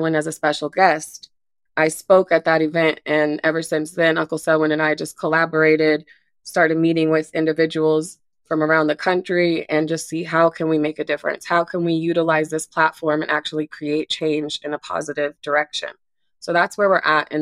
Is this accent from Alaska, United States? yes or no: yes; Anchorage, Alaska, United States; moved away as an adult; now in Harrison, United States; I was born and raised in Anchorage, Alaska